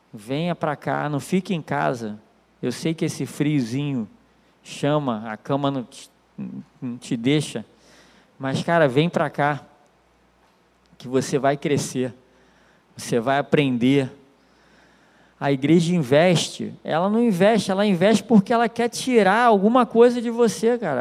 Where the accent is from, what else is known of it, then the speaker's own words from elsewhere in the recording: Nilópolis, Rio de Janeiro, Brazil; Eu sou de Nilópolis, cara. É complicado. É, é brabo, Baixada Fluminense. E de uma rua assim que é considerada uma das piores ruas do município